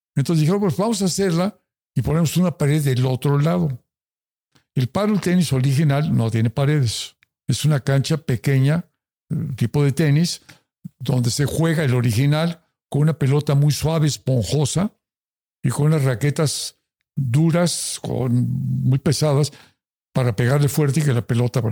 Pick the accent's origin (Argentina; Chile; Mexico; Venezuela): Mexico; yo soy de México